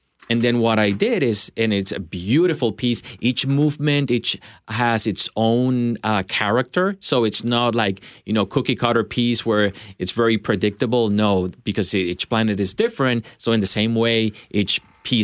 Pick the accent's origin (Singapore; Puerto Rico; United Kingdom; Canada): Puerto Rico; also born or lived in Michigan, United States / Chicago, United States; now in Nashville, United States; Originally from Puerto Rico. And then I moved to the States, Michigan, Chicago.